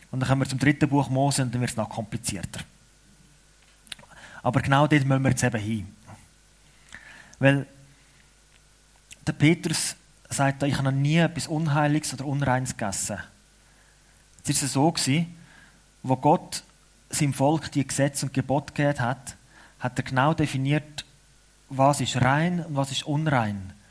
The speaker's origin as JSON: {"language": "German", "country": "Switzerland", "said": "Aber es ist wichtig für uns Schweizer, damit wir eine Identität haben, damit wir wissen, warum wir als Schweizer zusammen sind."}